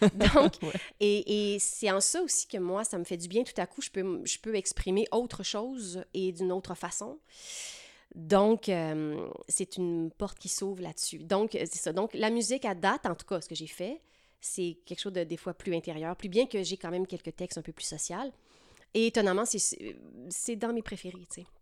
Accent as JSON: {"language": "French", "town": "Lac-Beauport", "region": "Quebec", "country": "Canada", "tie": "born or raised there", "also_born_or_lived": "Saint-Hyacinthe", "moved": "as an adult", "lives_now": "Montreal, Canada", "said": "je suis originaire de Lac-Beauport, une petite municipalité charmante dans la nature près de Québec City."}